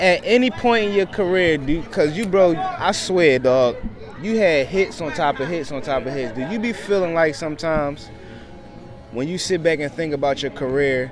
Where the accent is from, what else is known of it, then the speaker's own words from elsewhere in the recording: New York City, New York, United States; I'm from Brooklyn